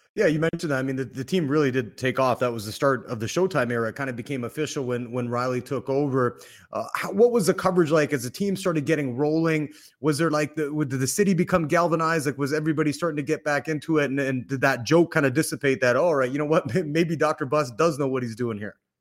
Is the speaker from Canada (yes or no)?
yes; Canada; now in Los Angeles, United States; I'm from Canada